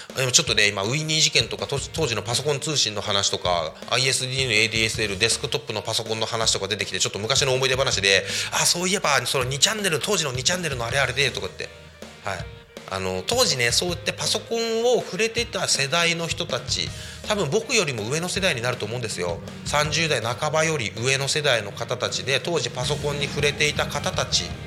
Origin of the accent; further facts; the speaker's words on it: Koshigaya, Saitama, Japan; moved away as an adult; now in Tako, Japan; 僕のね地元である埼玉県越谷市